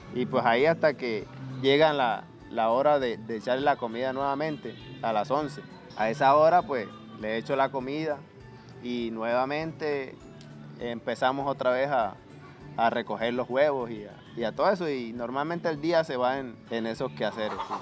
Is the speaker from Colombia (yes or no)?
yes; Aguas Negras, Colombia; also born or lived in Barranquilla / Cartagena; Soy de, de Aguas Negras